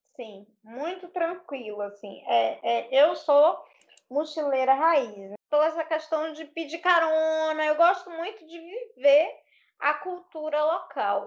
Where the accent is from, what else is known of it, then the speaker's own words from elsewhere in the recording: Bahia, Brazil; eu sou baiana